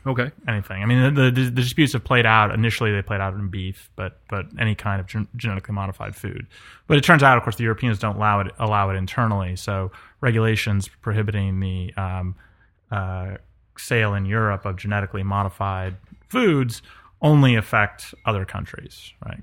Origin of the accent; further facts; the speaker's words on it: New York, United States; also born or lived in Colorado / California; now in the South, United States; I grew up in New York, lived in Colorado